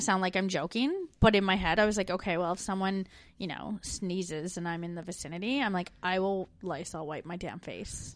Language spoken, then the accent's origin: English; Canada; now in Melbourne, Australia